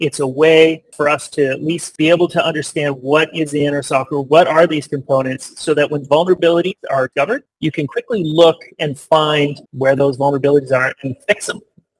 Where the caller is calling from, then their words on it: British Columbia, Canada; I'm in beautiful Vancouver Island on the west coast of Canada.